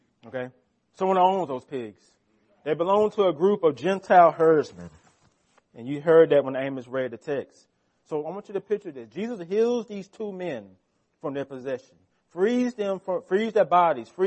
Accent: United States; We as American Christians

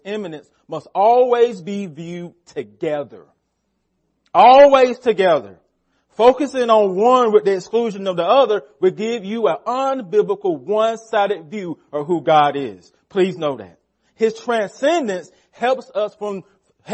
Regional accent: United States; We are Americans

